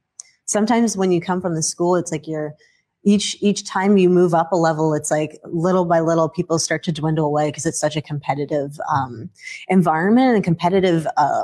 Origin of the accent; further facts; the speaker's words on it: Tacoma, Washington, United States; I'm originally from Tacoma, Washington, from immigrant family. So my mom is Dominican and my dad is Puerto Rican.